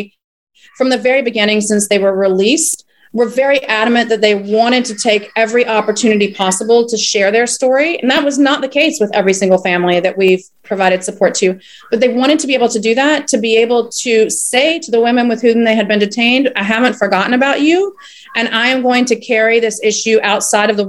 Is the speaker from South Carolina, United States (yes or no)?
yes; South Carolina, United States; moved away as an adult; also born or lived in Puerto Rico / Mexico; I grew up in South Carolina